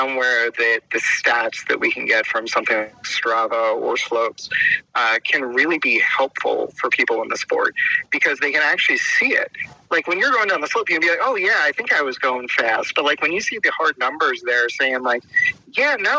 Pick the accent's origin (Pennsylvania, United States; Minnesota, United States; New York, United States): Pennsylvania, United States; where I grew up in Pennsylvania